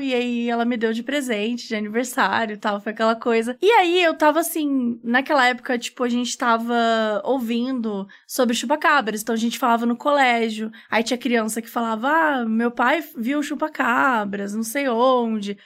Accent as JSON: {"language": "Portuguese", "region": "Minas Gerais", "country": "Brazil", "moved": "yes", "lives_now": "São Paulo, Brazil", "said": "eu sou mineira"}